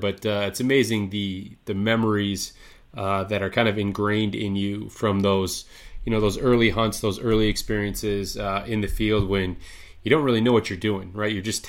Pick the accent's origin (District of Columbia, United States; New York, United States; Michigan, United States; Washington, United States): Michigan, United States; Yeah, I mean, I'm from Michigan, born and raised, still reside here.